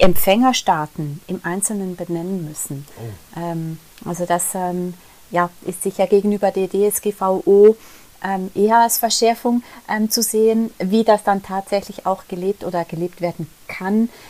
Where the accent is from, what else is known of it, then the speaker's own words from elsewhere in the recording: Switzerland; wir in der Schweiz